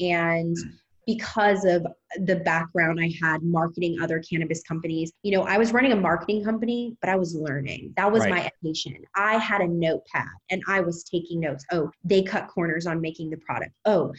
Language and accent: English; Louisiana, United States; now in Los Angeles, United States; Yeah, Louisiana. I'm a Southern Belle.